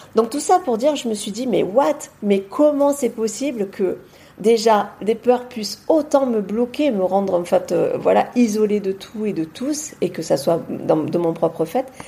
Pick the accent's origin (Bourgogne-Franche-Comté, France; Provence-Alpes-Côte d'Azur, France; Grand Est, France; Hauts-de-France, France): Provence-Alpes-Côte d'Azur, France; Marseille; also born or lived in Beauvais; now in near Avignon, France; je suis marseillaise à la base